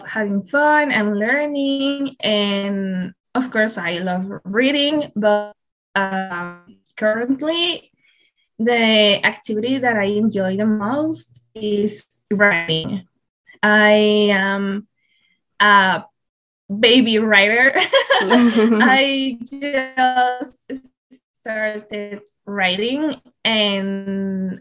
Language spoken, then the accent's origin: English; Mexico; also born or lived in Querétaro; I am Mexican. I lived in a city called Querétaro, which is pretty near to Mexico City